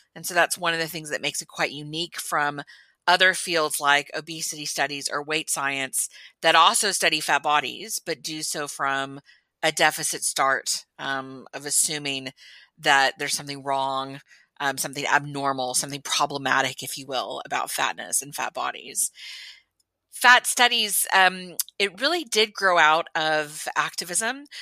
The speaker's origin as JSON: {"language": "English", "region": "Texas", "country": "United States", "tie": "born or raised there"}